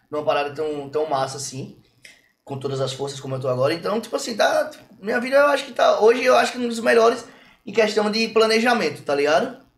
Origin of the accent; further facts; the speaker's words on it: São Paulo, Brazil; eu me criei em São Paulo em baile.